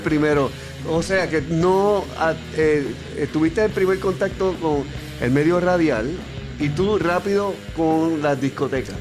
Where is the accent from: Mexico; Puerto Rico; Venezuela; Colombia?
Puerto Rico; San Juan; yo soy de Coupey